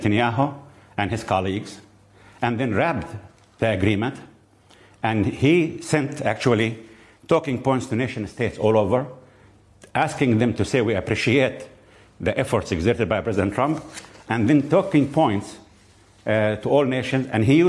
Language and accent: English; Jericho, West Bank, Palestine; The point is, I'm sitting in Jericho, 2 kilometers from the Jordan River. From my hometown, Jericho, and the Jordan River to the Mediterranean, I, the Christian and Muslim Palestinian